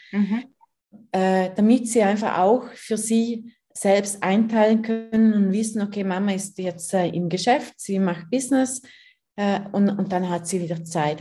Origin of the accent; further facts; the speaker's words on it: Liechtenstein; moved away as an adult; now in Switzerland; Ich bin in Fürstentum Liechtenstein aufgewachsen, wohne seit drei Jahren mit meinen Kindern in der Schweiz